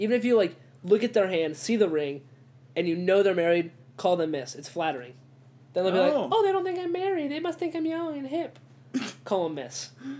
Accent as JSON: {"language": "English", "town": "Mayodan", "region": "North Carolina", "country": "United States", "said": "I'm from Mayo Dan, North Carolina."}